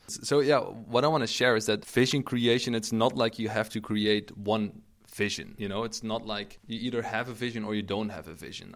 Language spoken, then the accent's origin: English; Eindhoven, North Brabant, Netherlands; now in Maastricht, Netherlands; I'm originally from the Eindhoven a-, area. Uh, that's where I grew up.